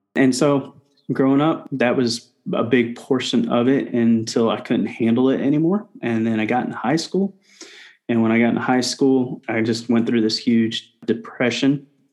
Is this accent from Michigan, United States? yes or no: no; Indianapolis, Indiana, United States; moved away as an adult; also born or lived in Shelbyville, Indiana; now in Houston, United States; I grew up in Indianapolis, Indiana for about nine years, and then I moved out to Shelbyville